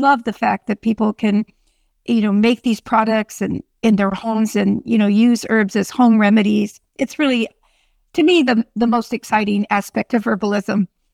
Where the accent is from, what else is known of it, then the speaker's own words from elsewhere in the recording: Sonoma County, California, United States; I grew up on a dairy farm out in that beautiful area